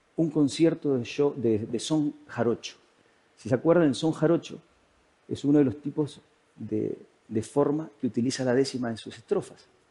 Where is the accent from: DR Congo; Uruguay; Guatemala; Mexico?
Uruguay; moved away as an adult; now in Spain; yo me había ido a vivir desde Uruguay, de donde soy, a España